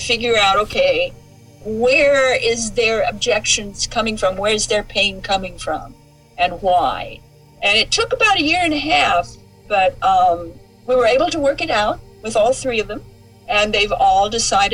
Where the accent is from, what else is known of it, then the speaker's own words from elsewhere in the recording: Southern Idaho, United States; we're Westerners. We come from Idaho, Southern Idaho.